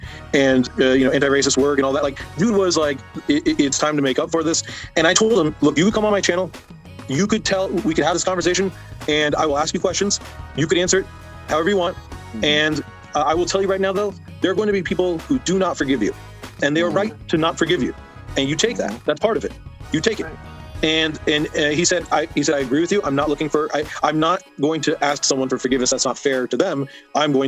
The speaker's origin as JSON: {"language": "English", "area": "Orange County", "region": "California", "country": "United States", "tie": "born or raised there", "said": "I grew up in Orange County in Los Angeles"}